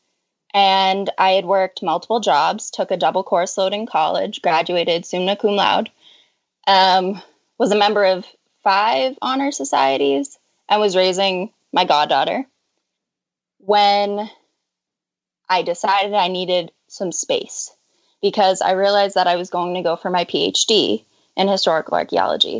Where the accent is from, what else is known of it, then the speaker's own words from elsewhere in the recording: Boston, Massachusetts, United States; I'm from Boston. Like everybody in my family and will probably always be from Boston because that's how Boston works.